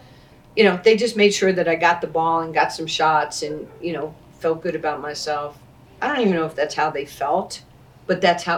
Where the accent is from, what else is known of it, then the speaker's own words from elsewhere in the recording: New York City, New York, United States; growing up in New York, you know, like in 73, 74